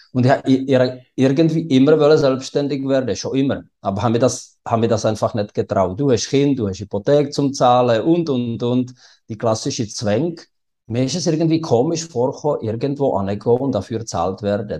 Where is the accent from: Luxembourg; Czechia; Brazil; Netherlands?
Czechia; České Budějovice, South Bohemian Region; German is a second language; moved away as an adult; now in Switzerland; ich komme aus Südböhmen in Budweis und das ist nahe von der österreichischen Grenze